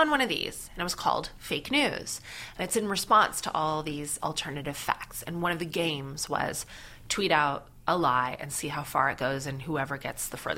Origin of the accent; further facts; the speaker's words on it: Canada; now in United Kingdom; and I'm Canadian, but I wasn't really doing comedy there. I'm a British comic with this accent.